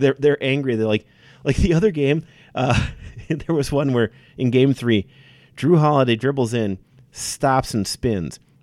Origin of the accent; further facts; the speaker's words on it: Wisconsin, United States; moved away; being from Wisconsin, I love where I'm from.